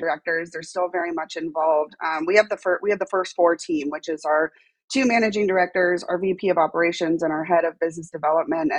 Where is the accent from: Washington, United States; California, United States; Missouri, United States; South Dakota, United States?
California, United States; Los Angeles; moved away as an adult; now in Austin, United States; I actually am born and raised in Los Angeles